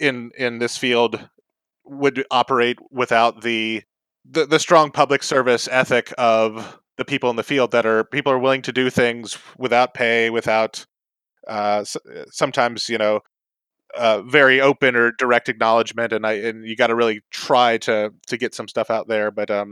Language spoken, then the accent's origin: English; North Carolina, United States; I guess growing up in North Carolina, I grew up in several places, but North Carolina was the longest.